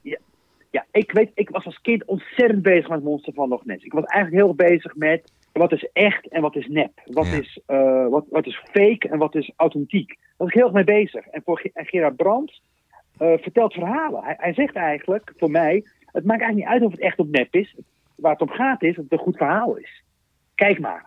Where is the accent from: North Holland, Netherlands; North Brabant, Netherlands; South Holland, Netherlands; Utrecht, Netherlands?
South Holland, Netherlands; Rotterdam; toen ik begon te schrijven als, als kind op de Klavertje drie in Rotterdam